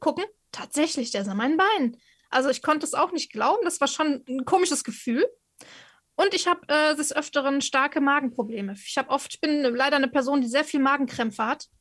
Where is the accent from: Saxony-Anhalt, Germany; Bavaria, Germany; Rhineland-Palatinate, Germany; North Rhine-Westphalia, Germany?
North Rhine-Westphalia, Germany; Cologne; Ich bin ja Kölnerin